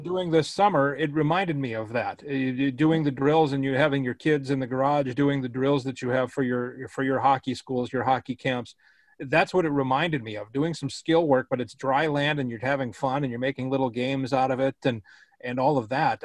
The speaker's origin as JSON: {"language": "English", "town": "Minneapolis", "region": "Minnesota", "country": "United States", "said": "I'm from Minneapolis"}